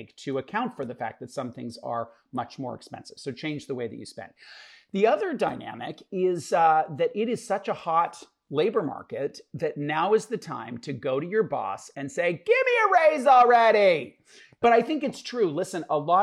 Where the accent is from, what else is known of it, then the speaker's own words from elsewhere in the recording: Canada; us as Canadians